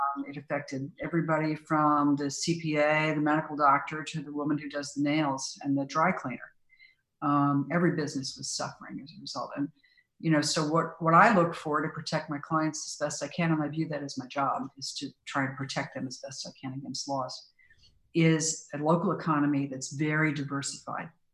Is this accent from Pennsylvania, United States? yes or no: no; Silicon Valley, California, United States; Silicon Valley. My hometown